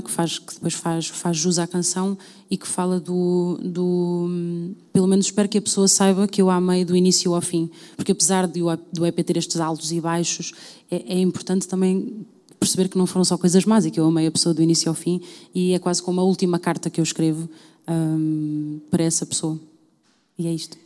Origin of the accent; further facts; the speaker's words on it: Louriçal, Centro, Portugal; also born or lived in London; tive num grupo de cavaquinhos no, na zona de Pombal, uh, numa, numa vila chamada Lourissal, que fez parte da minha vida durante, diria, até cerca dos meus nove anos